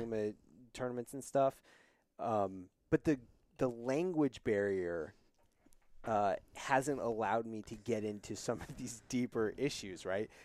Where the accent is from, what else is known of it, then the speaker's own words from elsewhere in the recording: Wyoming, United States; now in New York City, United States; I grew up in Wyoming